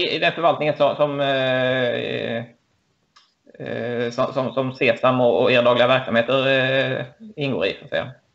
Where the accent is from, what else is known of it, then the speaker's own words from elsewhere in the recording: Lund, Skåne, Sweden; Jag är ehm, född och uppvuxen i Lund